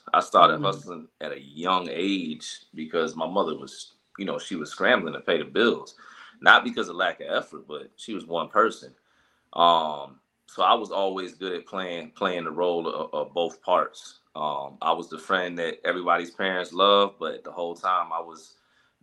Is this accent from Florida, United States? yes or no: no; Chicago, Illinois, United States; now in Atlanta, United States; I'm originally from Chicago, Illinois